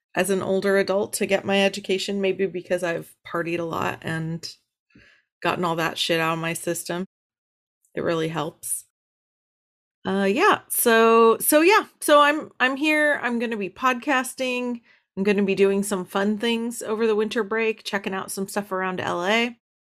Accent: Los Angeles, California, United States; I am from Los Angeles

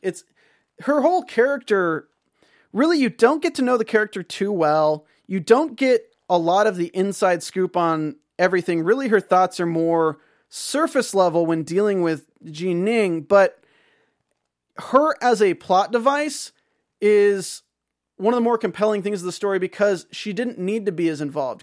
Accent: North Carolina, United States; moved away as an adult; now in California, United States; I grew up in North Carolina. I lived in California for seven years now

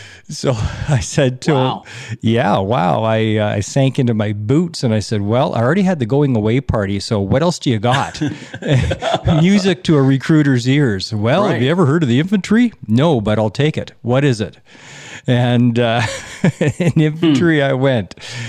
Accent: Alberta, Canada; Well, I am an Alberta boy.

